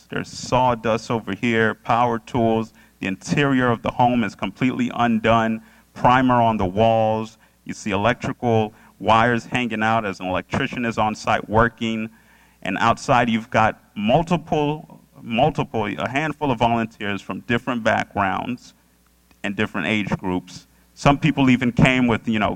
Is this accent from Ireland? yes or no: no; Orlando, Florida, United States; also born or lived in Boca Raton; Orlando, which is my hometown